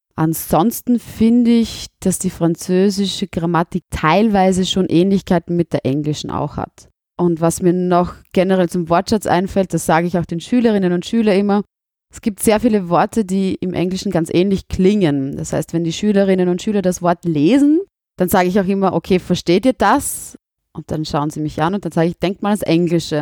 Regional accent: Southern Burgenland, Austria; accent: South Burgenland dialect; now in Vienna, Austria

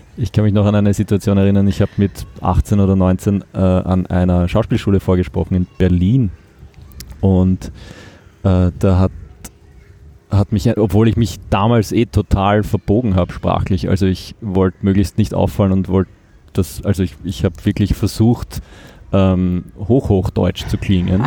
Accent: Achau, Lower Austria, Austria; also born or lived in Vienna; Ich bin in Wien geboren, in, im Bezirk Mödling aufgewachsen

